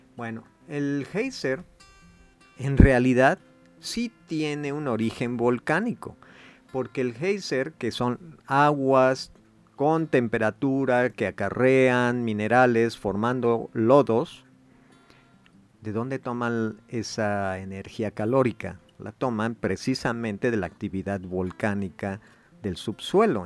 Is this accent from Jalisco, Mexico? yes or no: no; Puebla, Mexico; nosotros como poblanos